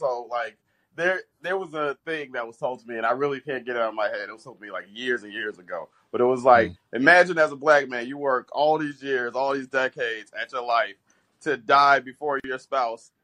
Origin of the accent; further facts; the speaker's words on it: Chicago, Illinois, United States; now in New Zealand; I grew up in the South Side of Chicago, and I live in New Zealand.